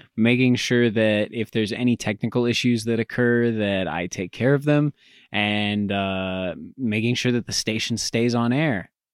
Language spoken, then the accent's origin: English; Greeley, Colorado, United States; I'm from Greeley